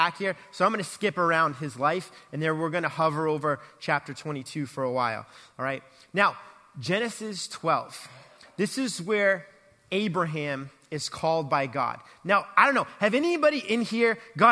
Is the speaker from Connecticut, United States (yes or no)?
no; Boston, Massachusetts, United States; moved away as an adult; also born or lived in Texas / Atlanta; growing up in Boston